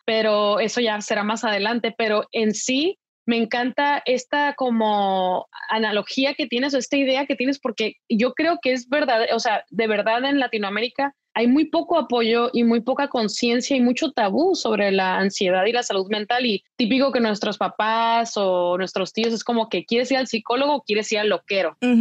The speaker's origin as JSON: {"language": "Spanish", "country": "Mexico", "also_born_or_lived": "United States", "moved": "yes", "lives_now": "Paris, France", "said": "en México, de donde yo soy"}